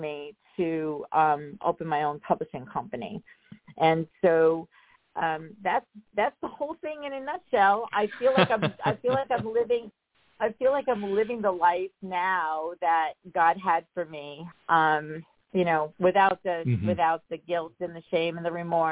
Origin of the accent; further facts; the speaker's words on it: Rocky Point, New York, United States; I grew up on Long Island. I grew up in a small town called Rocky Point